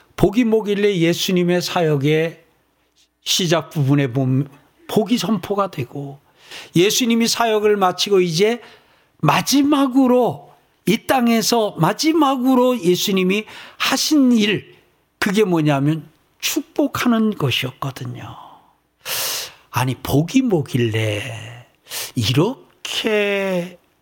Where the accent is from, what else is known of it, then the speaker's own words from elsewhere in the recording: South Korea; 여러분과 제가 대한민국에 태어났어요